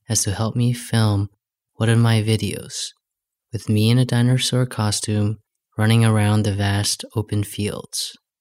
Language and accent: English; New Hampshire, United States; moved away; also born or lived in New York; I grew up in New Hampshire, and I was sort of like a, you know, moody high school student. I had moved from New York